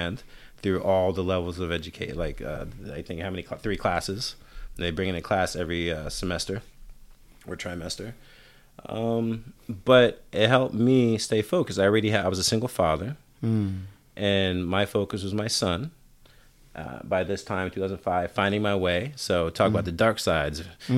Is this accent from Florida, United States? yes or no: no; New York City, New York, United States; moved away; also born or lived in Pennsylvania / Oakland, California; I'm from New York